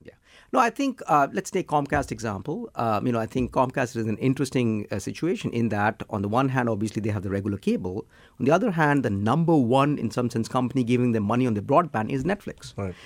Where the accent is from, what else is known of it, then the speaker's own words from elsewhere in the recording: India; I'm from India